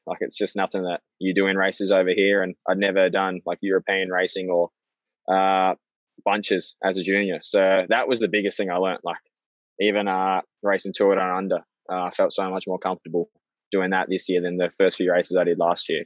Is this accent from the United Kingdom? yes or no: no; Australia; being an Aussie